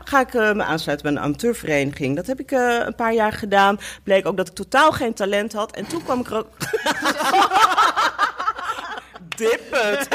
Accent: Apeldoorn, Gelderland, Netherlands; now in Amsterdam, Netherlands; Ik kom uit ehm, eh, eh, Apeldoorn

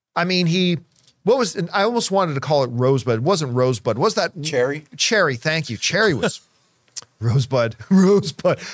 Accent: Canada; growing up in Canadian winters

